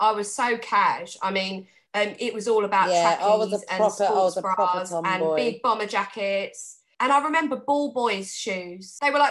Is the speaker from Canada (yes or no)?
no; Croydon, London, United Kingdom; I grew up in Croydon